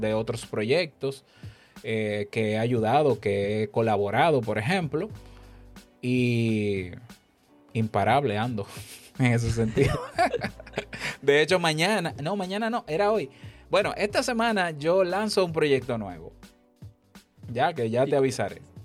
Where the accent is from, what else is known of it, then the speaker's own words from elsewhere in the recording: Honduras; aquí en mi país